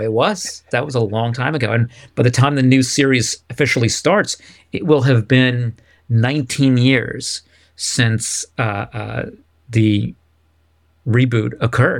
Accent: United States

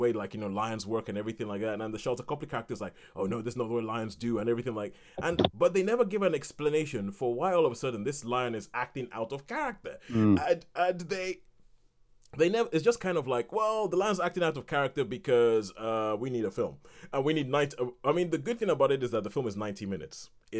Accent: Nigeria; growing up in Nigeria and watching American films

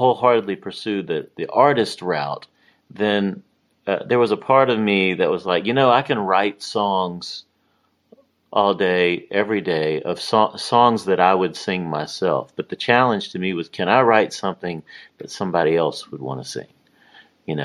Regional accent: Louisiana, United States; moved away as an adult; also born or lived in Greenville, Mississippi / Monroe, Louisiana / Alexandria, Louisiana / Baton Rouge, Louisiana; now in Nashville, United States; I really grew up in Louisiana

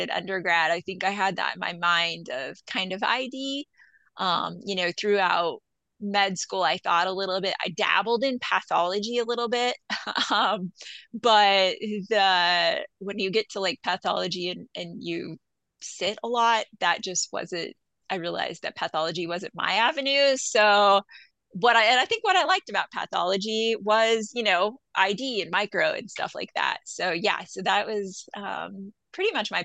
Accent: Colby, Kansas, United States; I'm from Western Kansas, Northwest Kansas, from Colby

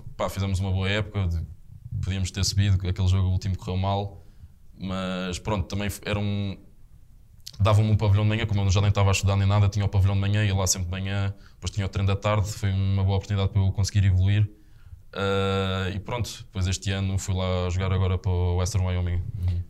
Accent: Estoril, Lisbon, Portugal; moved away as an adult; sou ali do Estoril, da, da parede

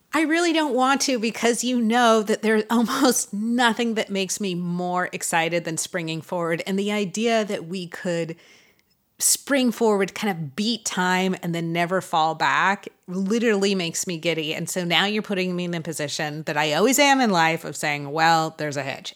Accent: Los Angeles, California, United States; we're both from Los Angeles.

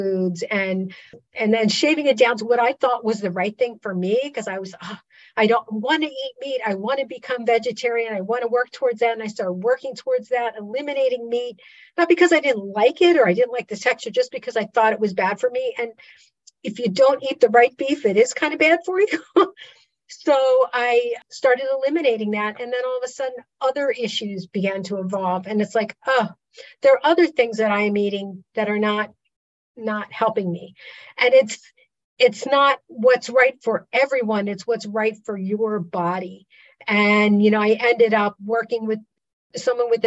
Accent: Pennsylvania Dutch country, United States; I grew up in Pennsylvania Dutch country

